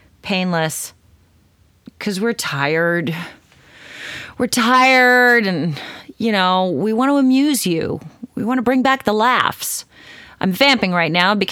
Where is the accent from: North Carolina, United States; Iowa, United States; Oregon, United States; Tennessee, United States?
Oregon, United States; now in Southern California, United States; I grew up in Oregon